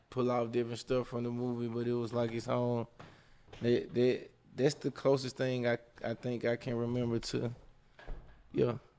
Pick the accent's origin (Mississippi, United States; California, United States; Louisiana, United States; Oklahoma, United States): Mississippi, United States; Jackson; now in Atlanta, United States; I'm a import plant. I'm from Jackson, Mississippi, but, you know, I've been here forever and a day. Forever I live in Atlanta